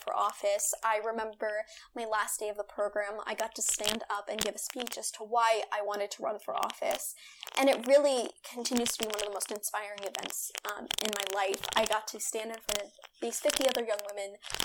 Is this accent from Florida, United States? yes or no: no; Virginia, United States; my home state of Virginia